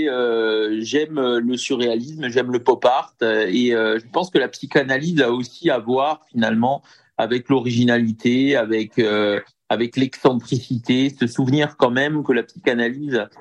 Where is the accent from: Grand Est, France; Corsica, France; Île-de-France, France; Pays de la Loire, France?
Corsica, France; Bastia; je suis corse, originaire de Bastia.